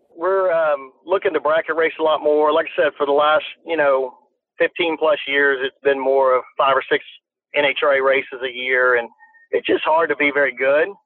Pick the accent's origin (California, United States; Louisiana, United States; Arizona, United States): Louisiana, United States; I grew up in Louisiana